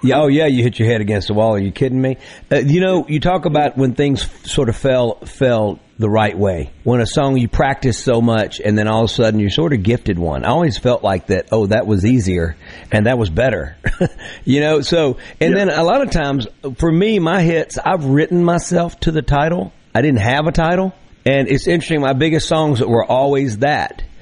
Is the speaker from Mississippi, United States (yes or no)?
yes; Vicksburg, Mississippi, United States; born or raised there; moved away as an adult; also born or lived in Nashville